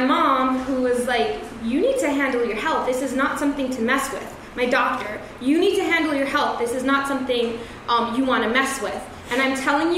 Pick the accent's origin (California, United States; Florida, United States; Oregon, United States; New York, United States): New York, United States; New York City; I'm a New Yorker